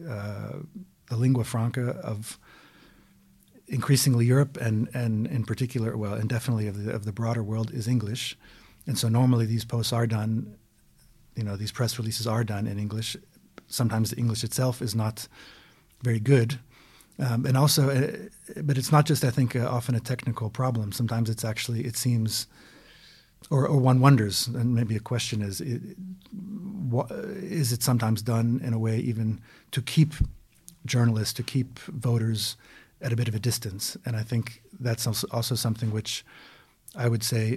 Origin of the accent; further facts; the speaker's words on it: United States; also born or lived in Belgium; I'm an American now, also a Belgian, so I'm a Belgian American